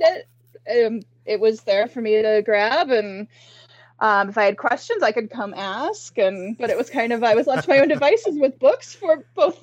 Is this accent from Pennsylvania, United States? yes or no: no; Sterling, Illinois, United States; now in Wisconsin, United States; I am from Sterling, Illinois, which is the hometown of Terry Brooks, fantasy author.